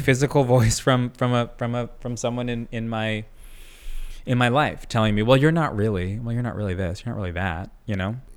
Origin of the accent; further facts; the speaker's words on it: Long Island, New York, United States; also born or lived in Brooklyn; I, uh, grew up on Long Island